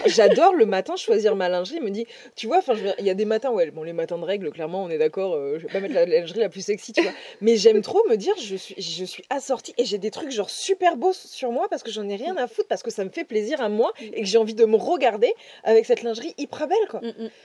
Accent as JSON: {"language": "French", "area": "Dordogne", "region": "Nouvelle-Aquitaine", "country": "France", "tie": "born or raised there", "moved": "yes", "lives_now": "Toulouse, France", "said": "Là où j'ai grandi en Dordogne"}